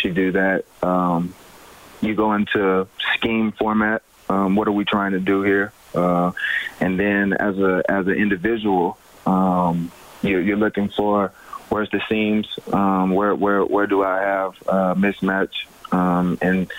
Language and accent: English; Birmingham, Alabama, United States; I'm from Birmingham, Alabama